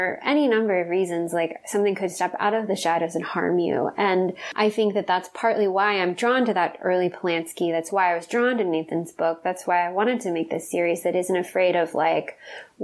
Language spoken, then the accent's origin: English; Texas, United States; now in Los Angeles, United States; I really loved a lot of my experiences growing up in Texas